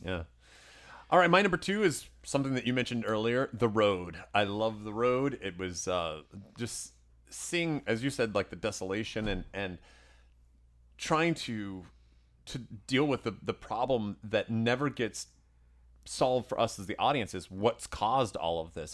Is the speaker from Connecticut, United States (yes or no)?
no; Tennessee, United States; the whole neighborhood growing up in Tennessee